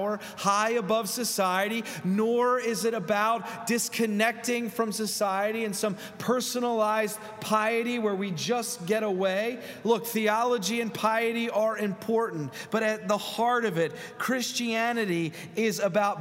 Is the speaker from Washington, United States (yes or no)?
no; Philadelphia, Pennsylvania, United States; I'm from Philadelphia.